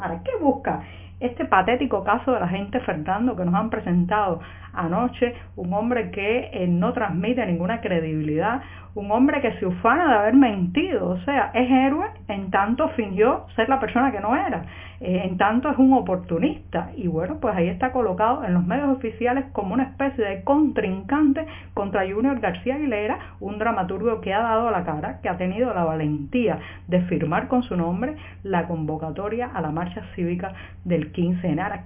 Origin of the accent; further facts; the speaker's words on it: Cuba; como ciudadana de, de este país, como cubana